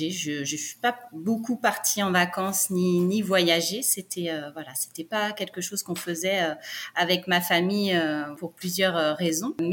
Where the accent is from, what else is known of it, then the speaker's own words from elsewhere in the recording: Brittany, France; Alors nous, on est originaire de Bretagne, mais on a déménagé euh, sept ou huit fois en France.